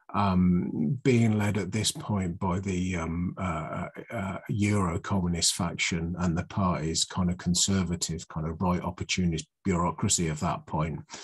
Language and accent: English; Oxfordshire, South East England, United Kingdom; I come from Oxfordshire, where you where it's more like a, sweet earth and kind of rolling hills.